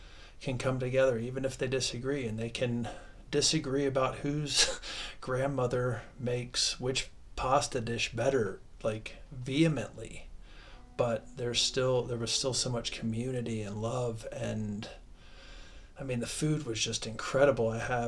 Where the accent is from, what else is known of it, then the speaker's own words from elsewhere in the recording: Midwest, United States; Most of my life being an American raised in the Midwest in the 80s and 90s